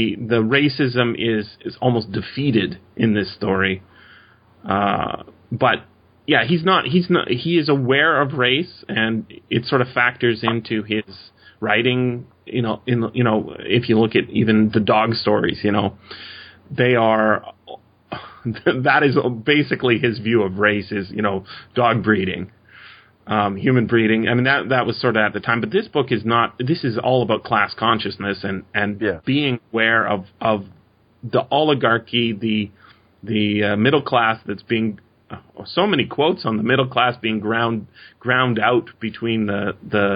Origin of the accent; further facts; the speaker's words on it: Canada; as a Canadian, we have, my family has been involved in Canadian politics for many decades